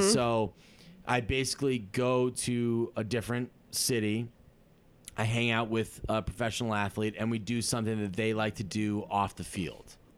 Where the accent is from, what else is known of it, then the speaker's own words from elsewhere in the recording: Massachusetts, United States; moved away; I'm from Massachusetts